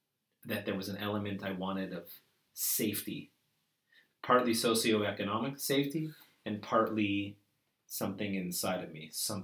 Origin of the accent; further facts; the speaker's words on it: Toronto, Ontario, Canada; I'm from Toronto.